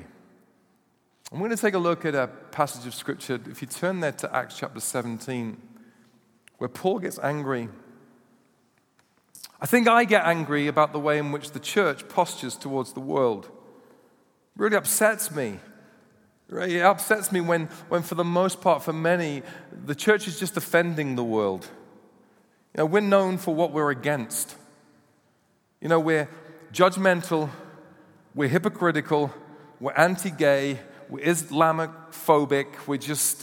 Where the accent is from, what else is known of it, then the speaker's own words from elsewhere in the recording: United Kingdom; We are British